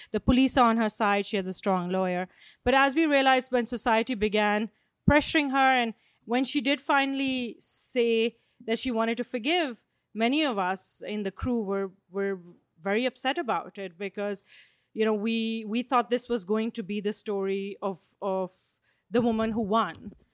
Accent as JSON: {"language": "English", "country": "Pakistan", "said": "I come from Pakistan"}